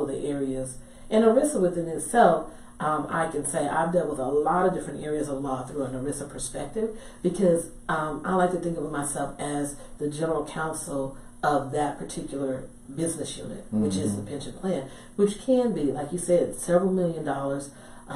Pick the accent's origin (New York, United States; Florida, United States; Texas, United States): Texas, United States; Dallas; I'm from Dallas originally